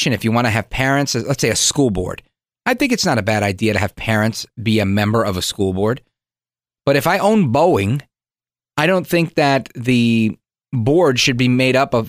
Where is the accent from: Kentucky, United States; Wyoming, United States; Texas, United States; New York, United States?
New York, United States; New York City; also born or lived in Hudson County, New Jersey; now in Bergen County, New Jersey, United States; I was born in Brooklyn, but I moved to Hudson County, New Jersey, where I met Frank Scarafield, and later moved to Bergen County